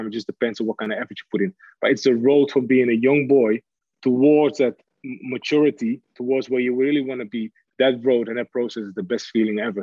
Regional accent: Amsterdam, North Holland, Netherlands; English is a second language; moved away as an adult; also born or lived in Hamburg, Germany / Manchester, England; born and raised in Amsterdam

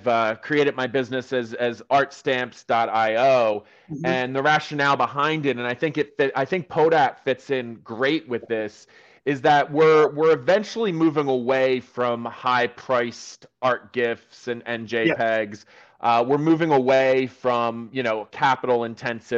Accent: United States; accent: American; I'm American

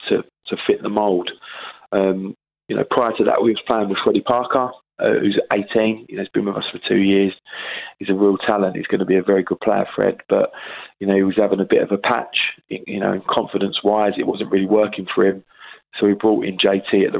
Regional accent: Sidcup, London, United Kingdom; I'm from Sidcup. You know, I grew up in Sidcup. I moved there when I was 10.

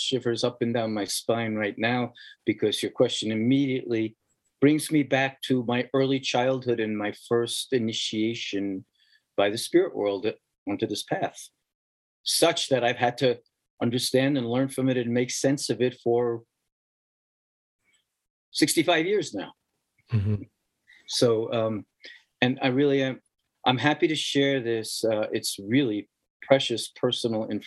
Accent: New York City, New York, United States; moved away as an adult; also born or lived in Queens, New York City; I was born in the Bronx, in the Southeast Bronx

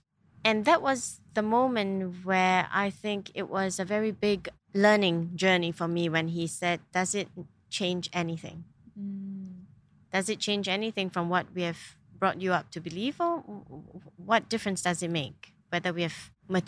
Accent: Singapore; moved away as an adult; now in United Arab Emirates; Born and bred in Singapore.

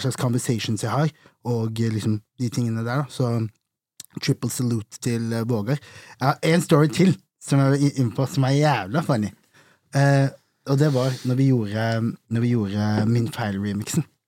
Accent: Vegårshei, Agder, Norway; also born or lived in Arendal; jeg er egentlig fra Vegårshei, nabokommunen til Risør

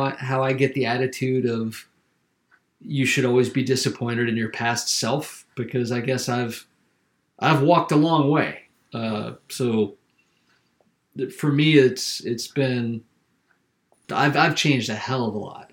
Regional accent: South Carolina, United States; moved away; I'm from South Carolina, and I was raised in a really conservative area

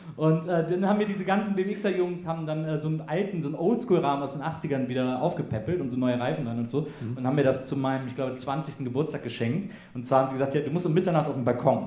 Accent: Wesseling, North Rhine-Westphalia, Germany; bei uns in Wesseling, äh, gab es kein Kino. Also es gab ein Kino, aber es hat geschlossen, als ich fünf war oder so.

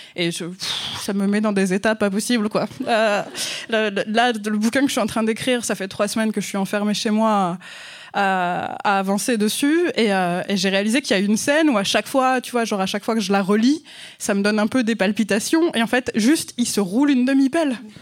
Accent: France; accent: French; mon accent français

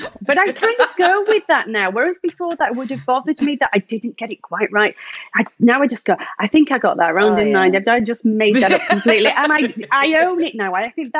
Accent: Oldham, North West England, United Kingdom; now in South of England; Well, I'm from Oldham, if you couldn't tell already. And all of my family are from Oldham, all the relatives, and we work in the mills.

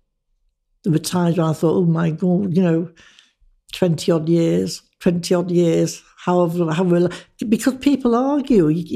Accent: Manchester, North West England, United Kingdom; moved away as an adult; also born or lived in Birmingham / Sutton Coldfield / Leeds; now in Harrogate, United Kingdom; when I left school, which was a school run by nuns in Manchester

